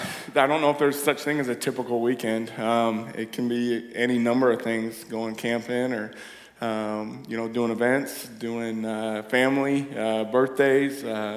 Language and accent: English; Ferndale, United States; Yeah, grew up here, born and raised in Ferndale.